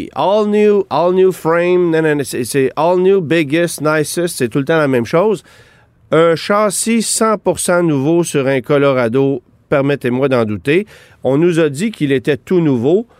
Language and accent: French; Quebec, Canada; chez nous au Québec